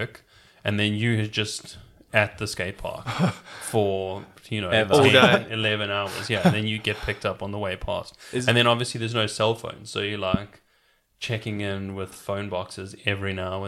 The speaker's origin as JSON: {"language": "English", "country": "South Africa", "tie": "born or raised there", "said": "Yeah, it was pretty chilled. It was, you know what, it was like we were the same level as, like, you know, an ordinary working class Rockingham family, except there was just like a massive another class beneath us."}